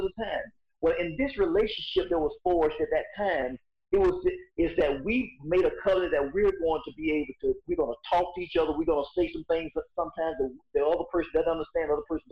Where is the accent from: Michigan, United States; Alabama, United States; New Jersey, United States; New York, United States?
Alabama, United States; Boyd; now in Bessemer, United States; me being raised in Boyd, living in Bessemer